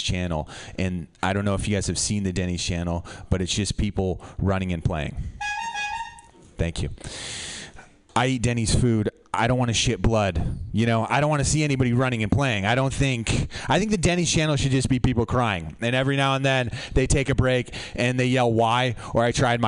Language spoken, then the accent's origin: English; Los Gatos, California, United States; I grew up in Los Gatos